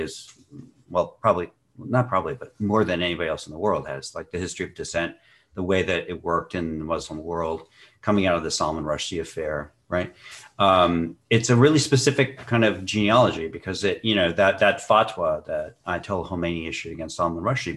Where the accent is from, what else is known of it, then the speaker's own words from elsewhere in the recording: Montana, United States; I grew up in Montana where there were survivalists in the 70s